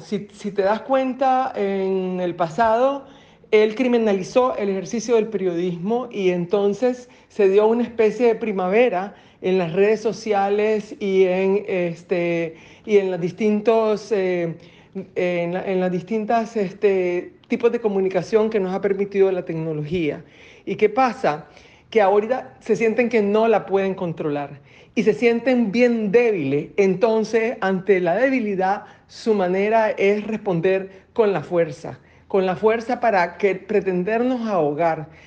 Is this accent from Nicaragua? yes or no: yes; Nicaragua; nosotros los nicaragüenses